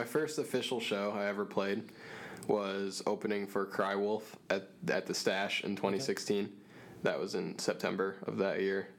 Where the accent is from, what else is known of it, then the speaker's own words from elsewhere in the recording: Grand Rapids, Michigan, United States; me and my friend told him we're from Grand Rapids